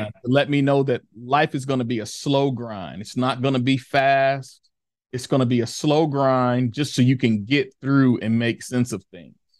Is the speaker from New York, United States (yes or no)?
no; Chicago, Illinois, United States; born and raised in the Ida B. Wells projects of Chicago